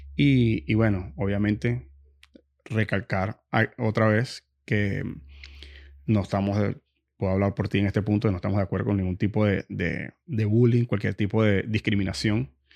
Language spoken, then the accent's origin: Spanish; Venezuela; moved away; viniendo de Venezuela